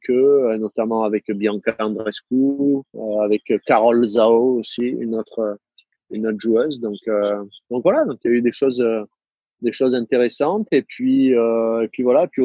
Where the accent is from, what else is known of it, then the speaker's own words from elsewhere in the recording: Saint-Cyr, France; accent: southern French; quand je reviens à Saint-Cyr, euh, rapidement, je retrouve mon accent, mon accent du Sud.